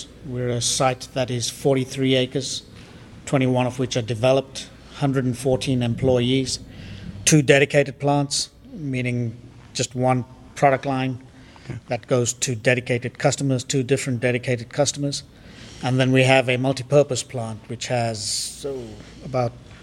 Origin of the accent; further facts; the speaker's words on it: Zimbabwe; moved away as an adult; also born or lived in London, United Kingdom; now in United States; I grew up in Zimbabwe, or what was Rhodesia